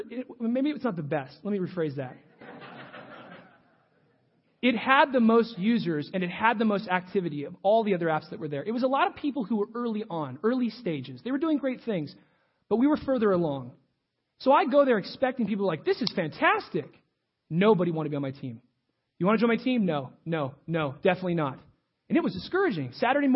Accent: United States; I'm an American.

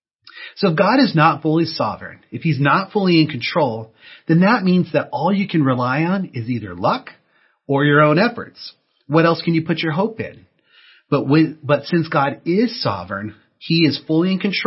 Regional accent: Texas, United States; moved away as an adult; now in California, United States; I grew up in Texas, and I came out here to California to go to college.

